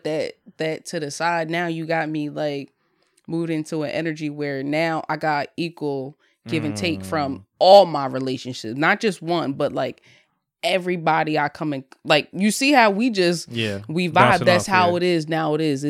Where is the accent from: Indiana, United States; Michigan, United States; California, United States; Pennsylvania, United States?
Pennsylvania, United States; Bristol; also born or lived in Bensalem, Pennsylvania; I'm from Bristol, Pennsylvania. I mean, you could say Ben Salem. I started in Ben Salem first.